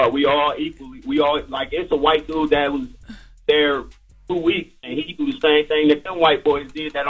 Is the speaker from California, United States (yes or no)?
no; Columbus, Ohio, United States; I'm from Columbus, Ohio, man, and I work for this tree trimming company.